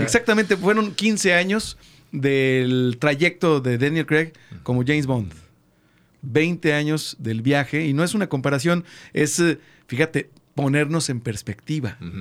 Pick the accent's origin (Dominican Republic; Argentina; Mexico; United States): Mexico; Comarca Lagunera; nuestra comarca amada, comarca lagunera